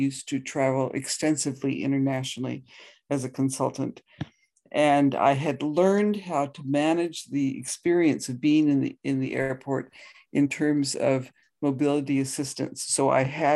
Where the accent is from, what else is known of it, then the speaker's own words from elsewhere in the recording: the Himalayan mountains in India, Himalayas, India; now in Canada; I grew up in the Himalayan mountains in India